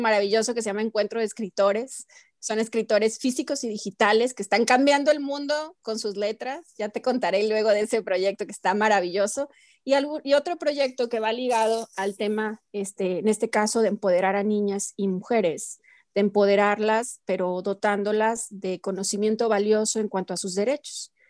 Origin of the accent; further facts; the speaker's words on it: Mexico; como mexicanos